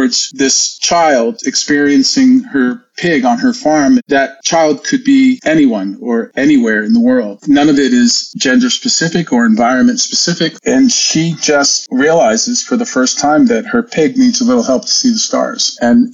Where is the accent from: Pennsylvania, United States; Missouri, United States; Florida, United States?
Florida, United States; Hialeah; also born or lived in New York; I grew up in a small town at the time. It's a big town now, but it was called Hialeah, Florida